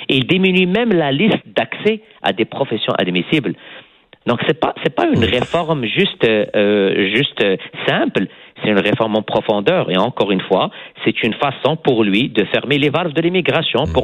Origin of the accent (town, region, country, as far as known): Quebec, Canada